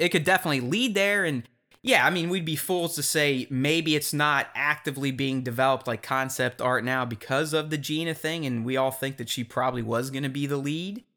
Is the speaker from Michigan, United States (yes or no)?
no; Pittsburgh, Pennsylvania, United States; a Pittsburgh boy like myself